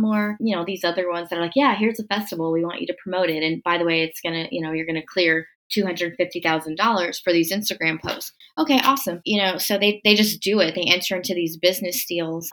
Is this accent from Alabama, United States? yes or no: no; Corpus Christi, Texas, United States; I'm from Corpus Christi, Texas. That's the hometown of …. Um, and when … died, I was in high school